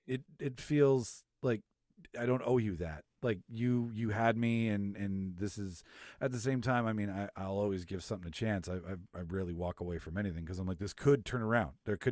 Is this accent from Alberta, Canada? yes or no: no; Manitoba, Canada; born or raised there